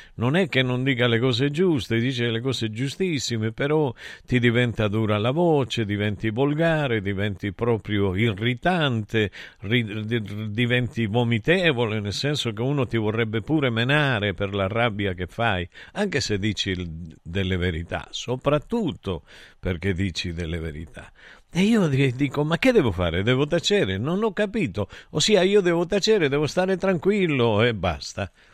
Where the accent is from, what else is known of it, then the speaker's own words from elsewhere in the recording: Taurianova, Calabria, Italy; also born or lived in Aspromonte; Io sono nato nell'Aspromonte, però sono cresciuto a Taurianova